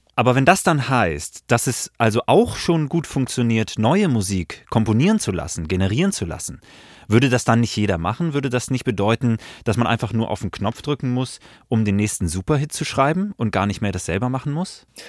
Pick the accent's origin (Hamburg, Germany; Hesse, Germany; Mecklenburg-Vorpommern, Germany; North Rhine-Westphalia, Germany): Hamburg, Germany; ich bin zum Beispiel in Hamburg groß geworden